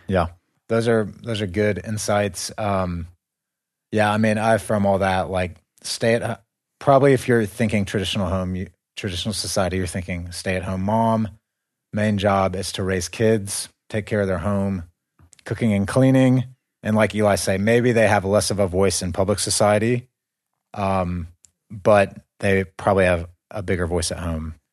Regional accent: United States; moved away; we are from the West. We're from America

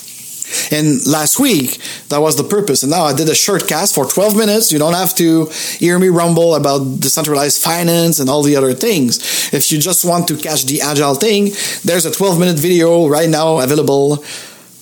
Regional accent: Montreal, Quebec, Canada; I'm from Montreal

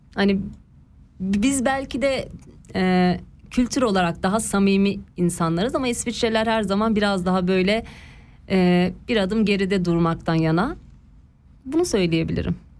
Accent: Ankara, Turkey; moved away as an adult; now in Switzerland; ben e, doğma büyüme Ankaralıyım.

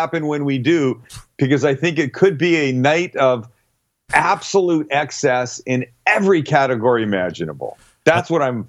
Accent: Canada; moved away as an adult; now in San Diego, United States; And I'm Canadian. I believe I speak the Queen's English.

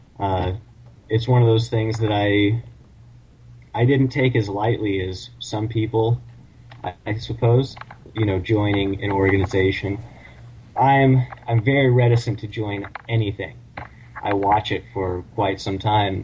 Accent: San Francisco, California, United States; moved away as an adult; now in Clear Lake, United States; I was born and raised in San Francisco

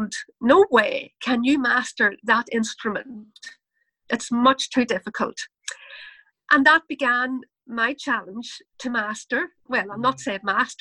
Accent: Ireland; I'm from Ireland, and that probably comes across in my accent, in my dialogue, the way I speak

